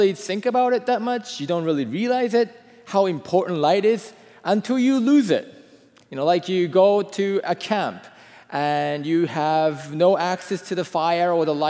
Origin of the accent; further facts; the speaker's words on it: Japan; I am from Japan, you know, growing up in a different country